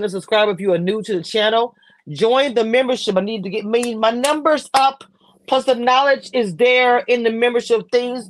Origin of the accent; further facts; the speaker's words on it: New Orleans, Louisiana, United States; New Orleans, anything to do with my hometown